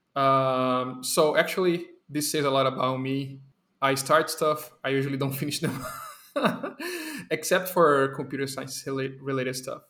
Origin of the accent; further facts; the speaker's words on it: Brazil; English is a second language; my Brazilian people